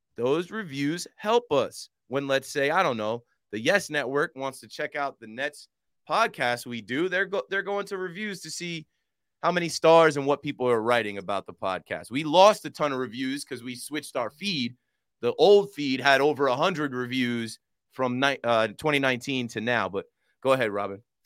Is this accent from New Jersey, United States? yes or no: yes; Monmouth County, New Jersey, United States; I'm from Monmouth County, where a lot of Jewish people from Brooklyn come down and vacation in the summer.